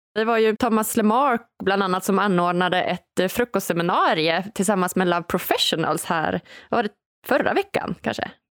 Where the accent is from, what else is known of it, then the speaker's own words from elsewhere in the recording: Umeå, Västerbotten County, Sweden; Jag är ju från eh, Umeå